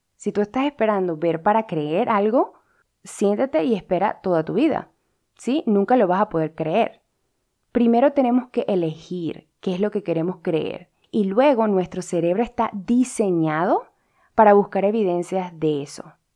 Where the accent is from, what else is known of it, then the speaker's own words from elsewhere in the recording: Venezuela; yo como venezolana